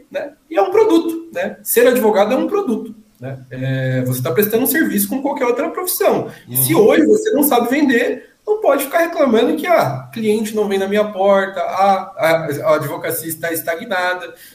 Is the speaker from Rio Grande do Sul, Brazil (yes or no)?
no; Suzano, São Paulo, Brazil; Suzano, né? No antigo São Sebastião.